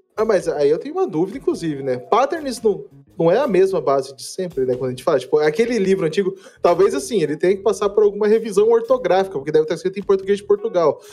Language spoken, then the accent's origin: Portuguese; Campo Grande, Mato Grosso do Sul, Brazil; now in Curitiba, Brazil; eu sou originalmente né, de Campo Grande, Mato Grosso do Sul